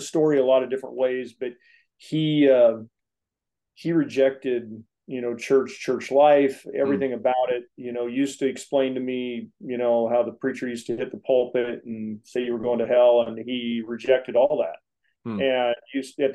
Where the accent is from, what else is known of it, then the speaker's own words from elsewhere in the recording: Springfield, Oregon, United States; born here in Springfield, Oregon. I'm a native guy. You know, I grew up in agriculture